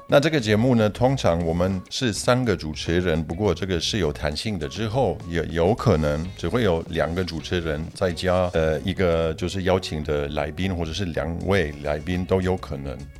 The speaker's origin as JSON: {"language": "Chinese", "country": "Germany", "tie": "born or raised there", "also_born_or_lived": "Poland / Beijing, China", "second_language": "Chinese", "moved": "yes", "lives_now": "Taiwan", "said": "我也是在波兰出生的，不过我是在德国长大的"}